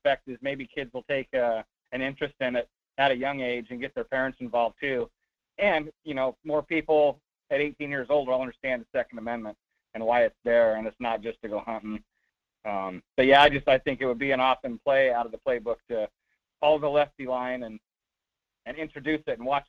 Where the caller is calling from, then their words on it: North Pole, Alaska, United States; Hey, that's all right, Mike. Hey, this is … in North Pole.